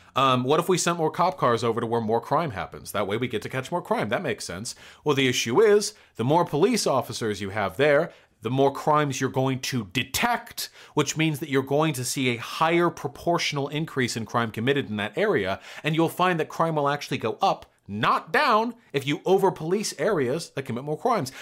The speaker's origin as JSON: {"language": "English", "town": "Beverly Hills", "region": "California", "country": "United States", "tie": "born or raised there", "said": "Beverly Hills. My hometown"}